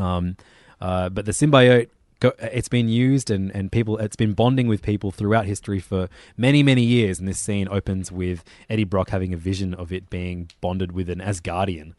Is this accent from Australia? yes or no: yes; Australia; as an Australian